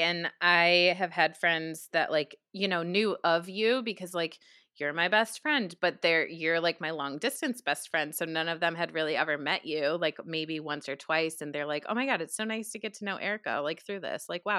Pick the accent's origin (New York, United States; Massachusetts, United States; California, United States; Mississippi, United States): New York, United States; accent: New York; I did not say that with my New York accent. Like, that was definitely more West Coast than what I'm used to.